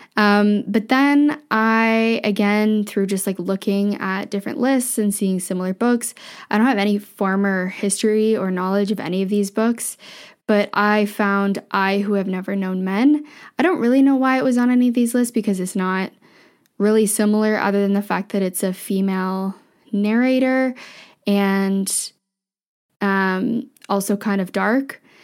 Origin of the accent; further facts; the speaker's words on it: Ontario, Canada; moved away as an adult; also born or lived in Vancouver / Ottawa; I grew up in a small town in Ontario.